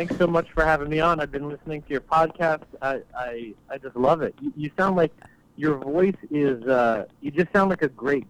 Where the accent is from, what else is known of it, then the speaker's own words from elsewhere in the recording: New Jersey, United States; moved away as an adult; also born or lived in New York / London / Russia; now in Los Angeles, United States; Born in New York, raised in New Jersey.